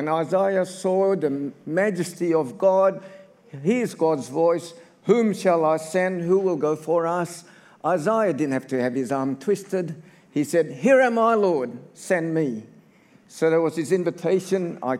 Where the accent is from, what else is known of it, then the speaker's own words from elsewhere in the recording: Australia; also born or lived in Indonesia; I'm ethnically Chinese. I was born in Indonesia. At the age of 10, my parents brought us to Australia. So I'm Chinese, Indonesian, Australian.